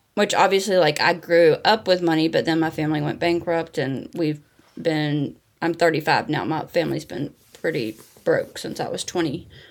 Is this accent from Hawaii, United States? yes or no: no; North Carolina, United States; accent: Southern; moved away as an adult; now in Brooklyn, United States; I'm from North Carolina, too